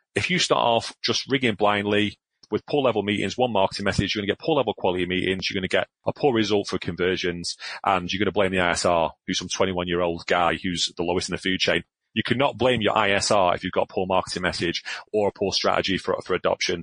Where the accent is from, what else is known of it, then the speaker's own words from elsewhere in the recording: Glasgow, Scotland, United Kingdom; I'm a northerner. I was born in Glasgow